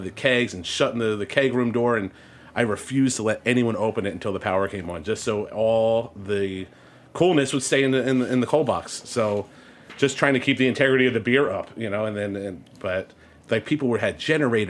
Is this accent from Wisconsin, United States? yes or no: no; outside Philadelphia, Pennsylvania, United States; also born or lived in Washington, D.C.; now in New York City, United States; I grew up right outside of Philadelphia